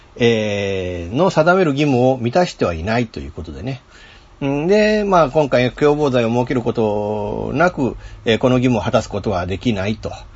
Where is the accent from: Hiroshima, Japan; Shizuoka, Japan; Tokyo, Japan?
Hiroshima, Japan; Fukuyama; 福山でねちょっと新たにちょっとコンテンツを作んなきゃいけなくなったっていうことでこう、まあ、自分の地元での仕事